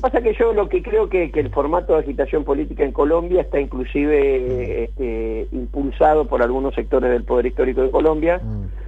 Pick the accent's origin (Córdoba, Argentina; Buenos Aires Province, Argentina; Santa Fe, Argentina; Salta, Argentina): Santa Fe, Argentina; Rosario; Yo de barrio Las Delicias, extremo sur de Rosario, barrio obrero metalúrgico